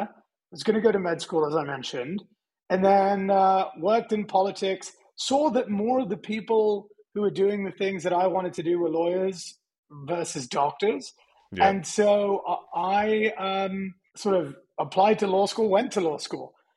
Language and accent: English; London, United Kingdom; also born or lived in California, United States; now in Austin, United States; I was born in North London